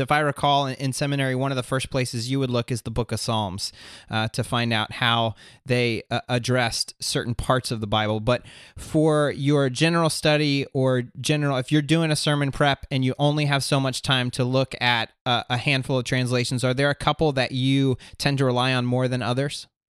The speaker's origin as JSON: {"language": "English", "region": "Florida", "country": "United States", "tie": "born or raised there", "moved": "as an adult", "lives_now": "southeastern United States", "said": "I grew up and lived in Florida up until last summer."}